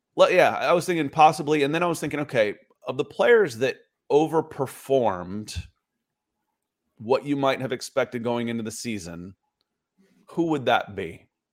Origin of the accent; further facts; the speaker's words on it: Atlanta, Georgia, United States; I grew up in Atlanta